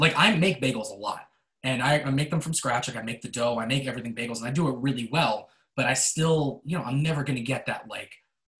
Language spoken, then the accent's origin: English; New York, United States; I'm an Italian from New York